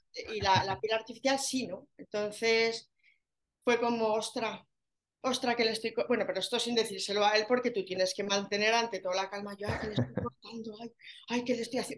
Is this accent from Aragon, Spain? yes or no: yes; Zaragoza, Aragon, Spain; Yo soy de Zaragoza, lo notaréis en el acento